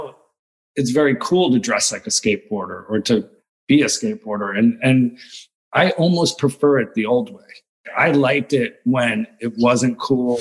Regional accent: New Jersey, United States; moved away; also born or lived in New York; I'm very proudly like New Jersey raised

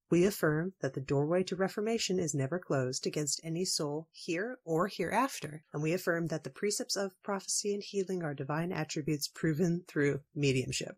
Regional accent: Washington, United States; my home state of Washington

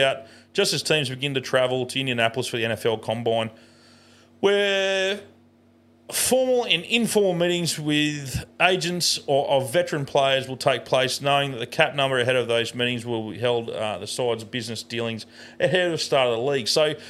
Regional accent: Australia; I say us. Because we're an Australian team.

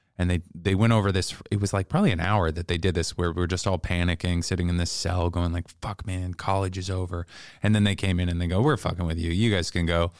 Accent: Seattle, Washington, United States; also born or lived in Bellingham; now in New York, United States; I'm from Seattle

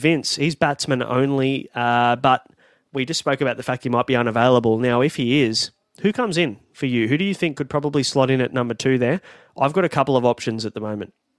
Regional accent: Sydney, New South Wales, Australia; I'm from Western Sydney

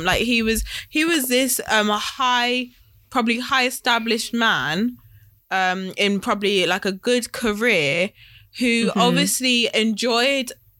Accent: United Kingdom; we're British

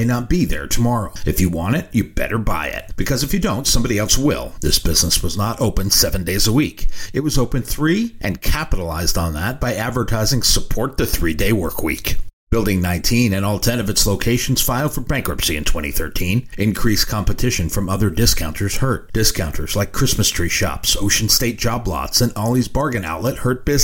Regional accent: New England, United States; I grew up in New England.

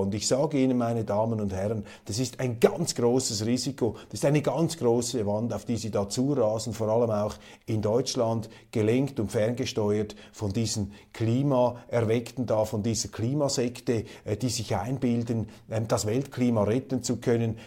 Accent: Switzerland; Wir haben in der Schweiz

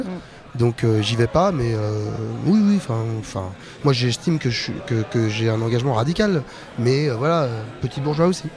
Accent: Meudon, Île-de-France, France; also born or lived in Paris; je suis né en 76 à Paris. J'ai mon père qui est venu et ma mère qui sont venus euh, des Antilles euh, en 63 18 ans. Mon père est un agent de la RATP. On a grandi à Meudon, une banlieue bourge

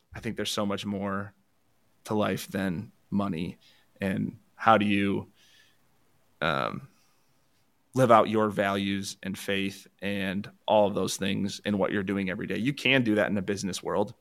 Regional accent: Allendale, Michigan, United States; I grew up in Allendale. There's a co, Division two college where I grew up.

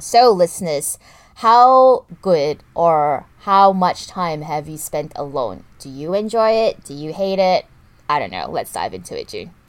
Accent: Kuala Lumpur, Malaysia; growing up in Kuala Lumpur, it's not a walking city per se

